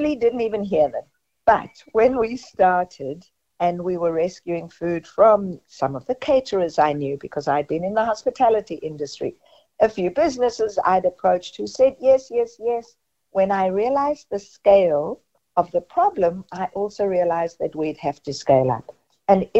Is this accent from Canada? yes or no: no; South Africa; moved away; growing up in South Africa